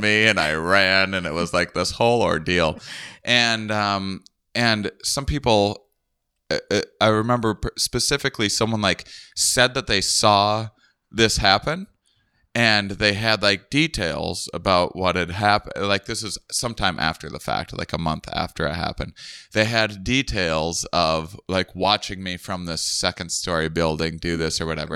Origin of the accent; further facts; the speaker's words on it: Wisconsin, United States; I'm from Wisconsin